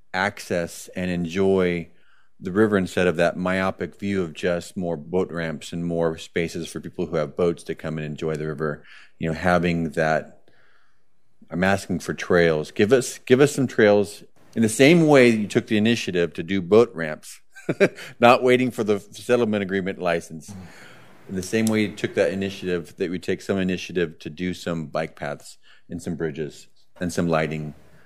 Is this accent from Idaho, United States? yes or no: yes; Boise, Idaho, United States; moved away; I'm originally from Boise, which is one of the fastest growing cities.